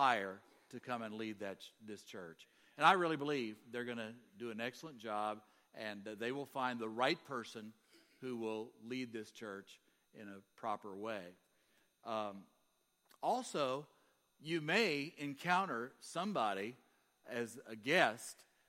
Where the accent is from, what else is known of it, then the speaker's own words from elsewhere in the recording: Kentucky, United States; I'm from Kentucky.